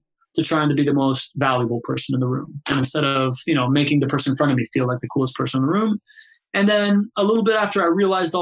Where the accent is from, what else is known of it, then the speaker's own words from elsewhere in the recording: Miami, Florida, United States; English is a second language; also born or lived in Venezuela / Spain / Southern California; I moved to Miami at a young age. Grew up, and then we lived in Spain for a while. Then came back to Miami, and I grew up there